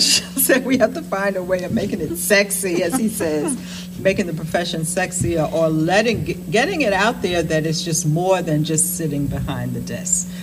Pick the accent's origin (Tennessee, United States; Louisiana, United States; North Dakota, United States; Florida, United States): Tennessee, United States; now in Long Island, United States; I grew up in Tennessee